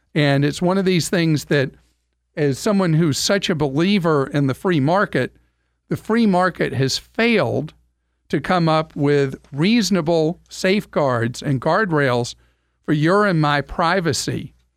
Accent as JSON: {"language": "English", "country": "United States", "said": "we in America"}